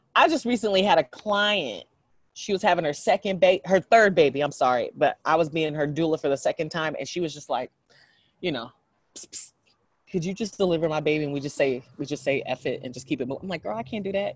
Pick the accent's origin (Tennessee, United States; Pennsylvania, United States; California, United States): California, United States; San Jose; also born or lived in San Francisco / Oakland; I grew up in San Jose and spent my adult life in San Francisco and Oakland